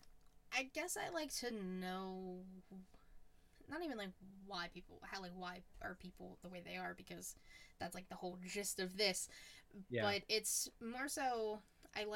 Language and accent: English; Pittsburgh, Pennsylvania, United States; I'm a Pittsburgh girl